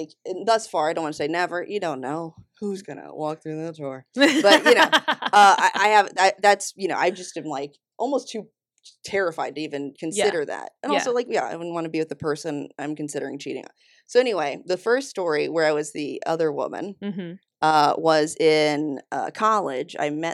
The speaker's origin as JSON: {"language": "English", "town": "Flat Rock", "region": "North Carolina", "country": "United States", "tie": "born or raised there", "also_born_or_lived": "Florida / Raleigh, North Carolina", "said": "I'm originally from North Carolina. Well, Florida/North Carolina. Born in Florida. Grew up in Flat Rock, North Carolina."}